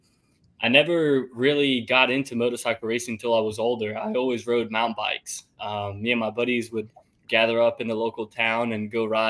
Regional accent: Italy; now in Greenville, United States; I grew up and I'm from Italy. Both my parents are from Italy.

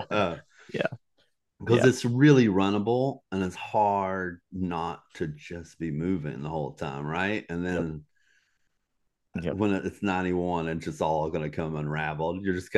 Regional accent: Southeast, United States; So that's one that I've had on my bucket list just growing up in the Southeast, right?

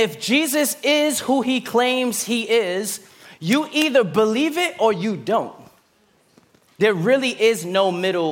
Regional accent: New York City, New York, United States; I'm from Brooklyn

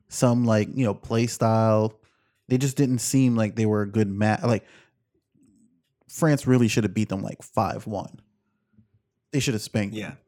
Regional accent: United States

